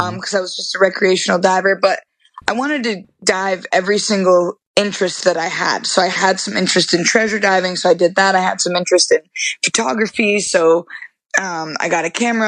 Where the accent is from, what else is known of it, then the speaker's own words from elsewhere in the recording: Vermont, United States; moved away; I'm from Vermont originally, so we used to go to Orlando every year when I was a kid.